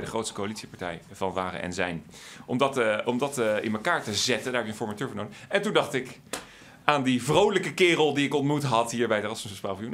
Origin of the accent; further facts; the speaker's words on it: Wassenaar, South Holland, Netherlands; ik groeide op in Wassenaar.